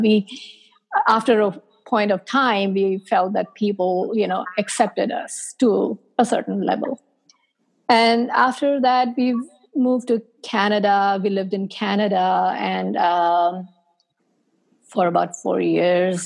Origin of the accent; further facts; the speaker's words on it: India; moved away as an adult; also born or lived in South Korea; now in United States; I was born and raised in India.